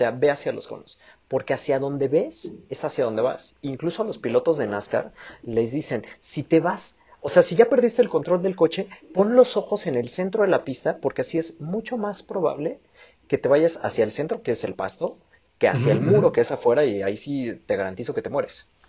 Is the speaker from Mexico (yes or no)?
yes; Mexico; Otro mexicanos. podio mi bello país.